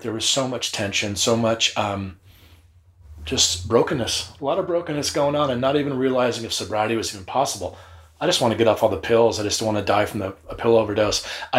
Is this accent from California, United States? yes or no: yes; Long Beach, California, United States; Growing up in Long Beach, the scene was awesome.